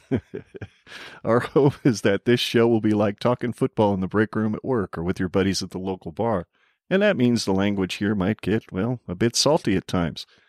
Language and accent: English; Arizona, United States; now in Nebraska, United States; I was born and raised myself in Arizona